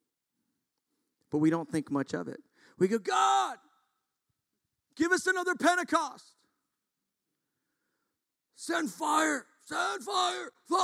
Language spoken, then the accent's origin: English; United States; we are so American